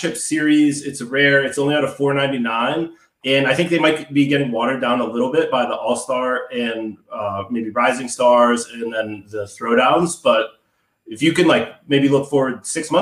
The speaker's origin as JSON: {"language": "English", "town": "Pittsburgh", "region": "Pennsylvania", "country": "United States", "tie": "born or raised there", "said": "I grew up in Pittsburgh"}